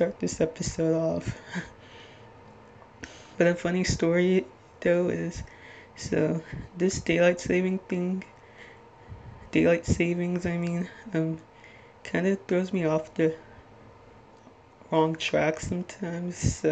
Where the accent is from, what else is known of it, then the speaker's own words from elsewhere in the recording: Little Ferry, New Jersey, United States; I'm from Little Ferry, New Jersey, which, if you're not familiar with, it's in Bergen County